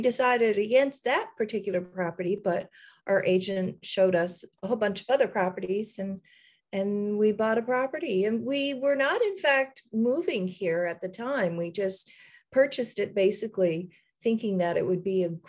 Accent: Fortune, Newfoundland and Labrador, Canada; moved away as an adult; now in Costa Rica; my hometown in Newfoundland, which is Fortune, which is where I grew up and you know, stayed until I was, I guess 18

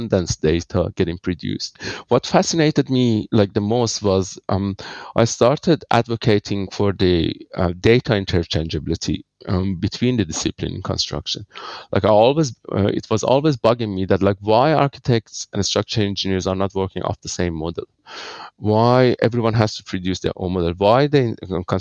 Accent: Iran; moved away as an adult; now in Australia; I'm originally from Iran, living in Australia for 20 years. I studied my electrical engineering in Iran and then came here to Australia

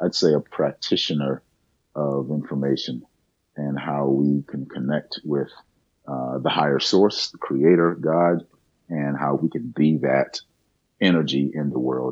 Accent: South Carolina, United States; I grew up in South Carolina

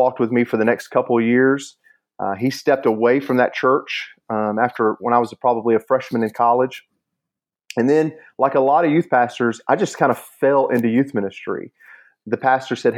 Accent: Chattanooga, Tennessee, United States; I grew up here in Chattanooga my whole life

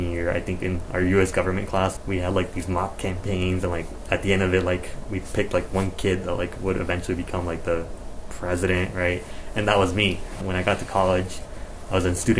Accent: Las Vegas, Nevada, United States; also born or lived in East Los Angeles, California; I moved to Vegas when I was a toddler. So have been raised in Nevada for most of my life. I consider myself a native Nevadan just because this is where I was raised

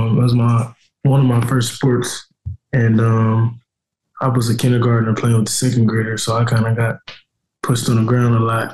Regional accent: Indianapolis, Indiana, United States; moved away as an adult; now in Cincinnati, United States; I'd rather play on the Colts because it's my hometown

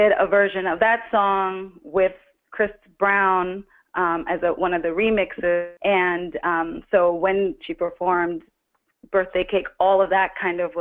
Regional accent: Trinidad & Tobago; moved away; also born or lived in New Jersey, United States; I was born in Trinidad and grew up partly in Trinidad and grew up partly in New Jersey

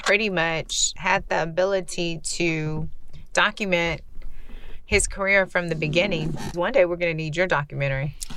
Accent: Central Texas, United States; also born or lived in Houston; I grew up in Central Texas

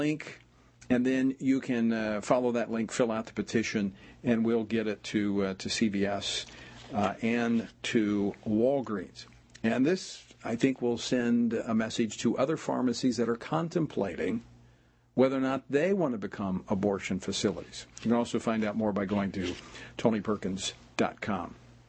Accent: Louisiana, United States; It's when I first ran for office over the issue of gambling in my home state of Louisiana.

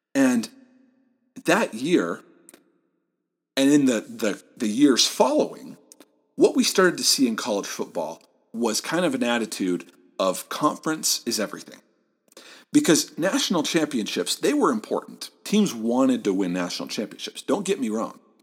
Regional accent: Southeast Michigan, United States; moved away; I'm from Southeast Michigan, Big Ten country. I grew up in driving distance of the University of Michigan

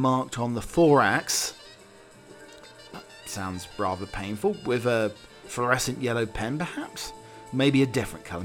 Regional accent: East Anglia, East of England, United Kingdom; I'm from East Anglia

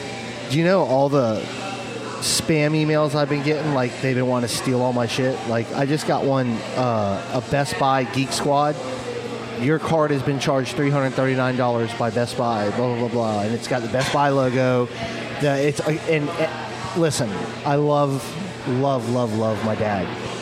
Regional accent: Manchester, New Hampshire, United States; born there; accent: New England; I was born in Manchester too. {S8} Nope. {S1} New Hampshire.

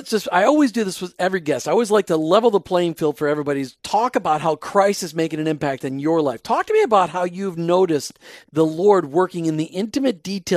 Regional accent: Minnesota, United States; And growing up in Minnesota, I started to realize that there's a lot of people in small town Minnesota that I lived with that went to church just out of obligation.

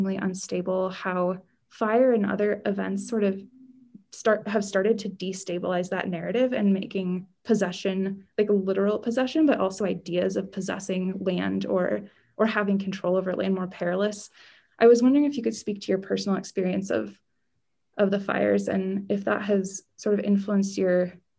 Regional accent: Southern California, United States; growing up in Southern California, I had to evacuate with my family quite often

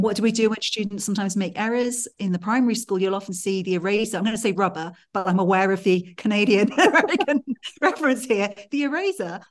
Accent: Wales, United Kingdom; now in Switzerland; I grew up in Wales in the mountains

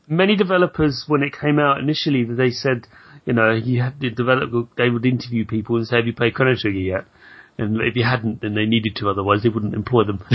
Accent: United Kingdom; as a British person

